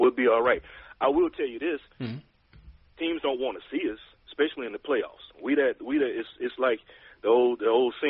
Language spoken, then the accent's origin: English; Louisiana, United States; accent: southern; moved away as an adult; now in San Diego, United States; I am from the South. I'm from the Boot originally